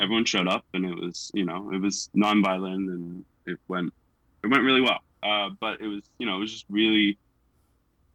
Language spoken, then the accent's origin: English; United States; moved away as an adult; now in Queensland, Australia; I'm actually from America